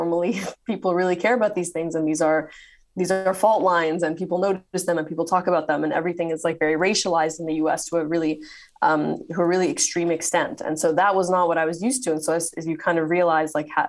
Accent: Saudi Arabia; also born or lived in Cairo, Egypt / Toronto, Canada; So I was born in Cairo, in Egypt, and then we moved to Saudi Arabia, and we moved around within Saudi Arabia a lot. Then when I was 5, we immigrated to Canada. And so I lived in Toronto.

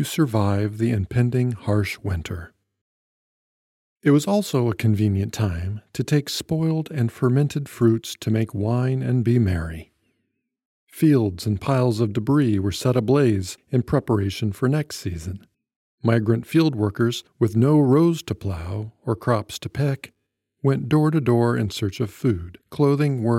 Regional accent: Iowa, United States; where I grew up in Iowa

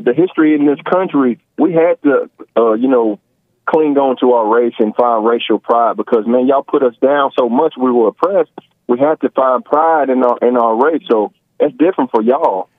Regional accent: United States; now in Kentucky, United States; I'm from America.

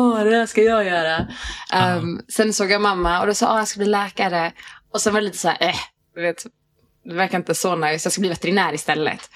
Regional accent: Järfälla, Stockholm County, Sweden; moved away as an adult; also born or lived in Riga, Latvia / Hässelby; Järfälla hela mitt liv

